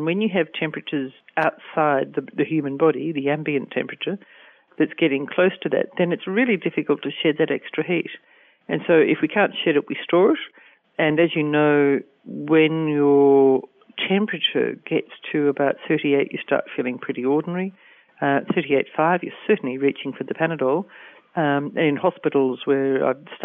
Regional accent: Australia; I'm Australian and my work is focused on Australia at the moment

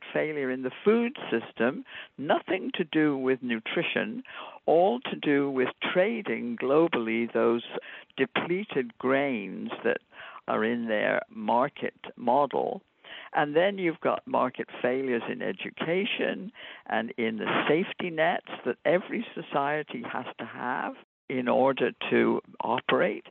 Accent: United Kingdom; moved away; I grew up in Britain at a time when it was still

